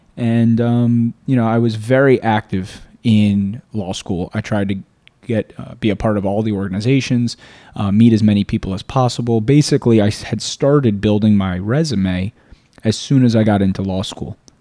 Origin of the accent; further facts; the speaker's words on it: South Florida, United States; also born or lived in Boca Raton / Weston / Fort Lauderdale / Tallahassee; I was born and raised in South Florida